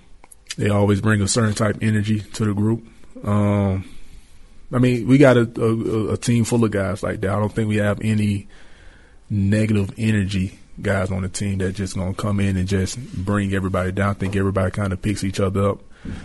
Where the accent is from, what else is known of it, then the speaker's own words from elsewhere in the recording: Atlanta, Georgia, United States; he's from Alabama, I'm from Atlanta, so I think we just both from the South